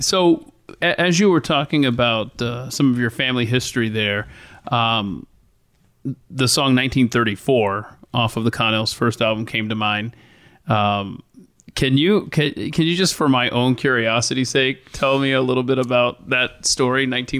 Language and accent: English; the South, United States; I'm from the South. I know this to be true.